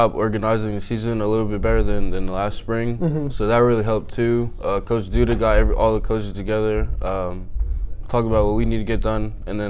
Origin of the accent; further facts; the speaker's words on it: Reading, Pennsylvania, United States; moved away; I'm from Reading, PA.